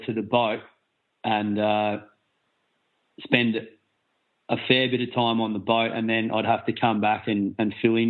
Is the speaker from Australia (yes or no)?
yes; Adelaide, South Australia, Australia; moved away as an adult; We're both from Australia. I'm from Adelaide